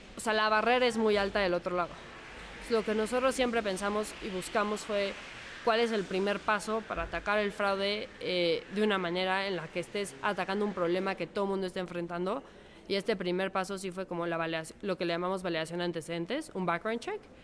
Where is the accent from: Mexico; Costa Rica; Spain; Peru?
Mexico; yo soy mexicana, estudié aquí en el ITAM